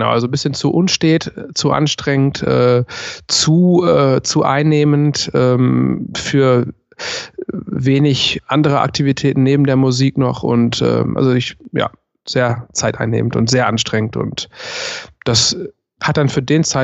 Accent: Ruhr area, North Rhine-Westphalia, Germany; biografisch lebe ich mein ganzes Leben lang im Ruhrpott

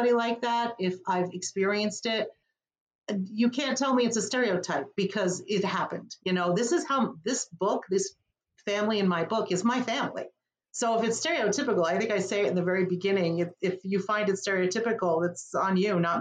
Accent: Wyckoff, New Jersey, United States; moved away as an adult; also born or lived in Paterson, New Jersey; now in Connecticut, United States; raised in Wyckoff

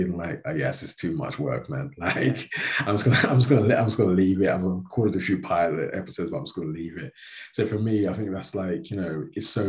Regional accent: London, United Kingdom; now in Aberdeenshire, United Kingdom; being a city boy from London

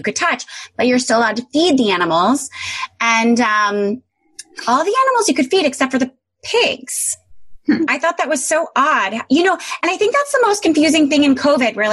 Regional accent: Greenwich, Connecticut, United States; I grew up in Greenwich, Connecticut

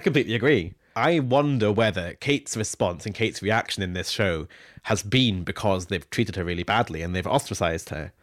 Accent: Scone, Scotland, United Kingdom; Scoon is my hometown. It's where I grew up

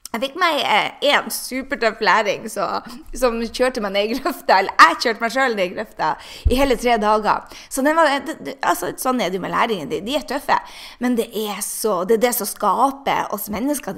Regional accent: Norway; now in United States; jeg er jo norsk.

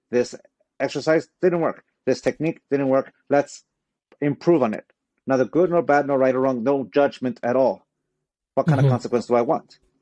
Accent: San Diego, California, United States; also born or lived in Tijuana, Mexico; I was born in San Diego, California

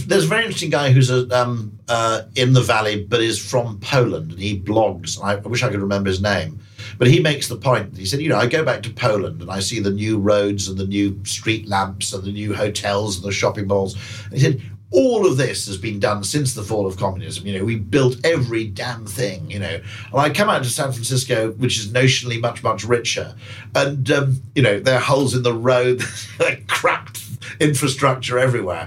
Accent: United Kingdom; as a Brit

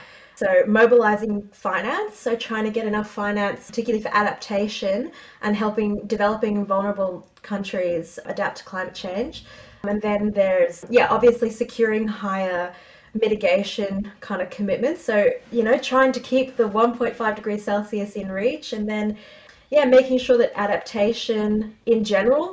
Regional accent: Australia; as an Australian attending

